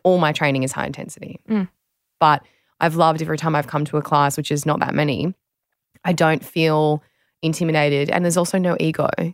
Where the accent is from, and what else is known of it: Australia